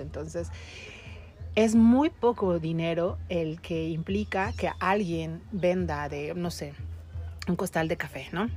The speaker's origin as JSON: {"language": "Spanish", "country": "Mexico", "said": "Por ahí en mi pueblo"}